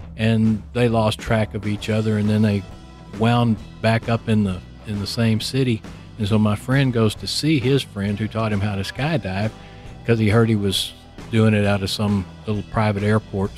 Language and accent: English; Houston, Texas, United States; I live in Houston. was born and raised in Houston